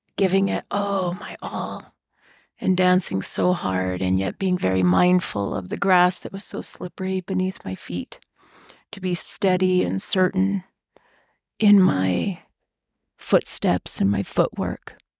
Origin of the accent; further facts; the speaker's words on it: Washington, United States; When I was growing up in Washington State, my dad actually worked for the tribe